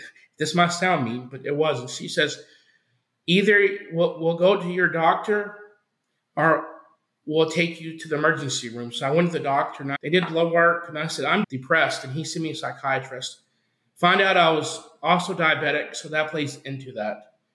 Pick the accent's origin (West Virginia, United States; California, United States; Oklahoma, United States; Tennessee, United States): Oklahoma, United States; now in Arizona, United States; I was born in Oklahoma and I grew up in a some people would say a religious household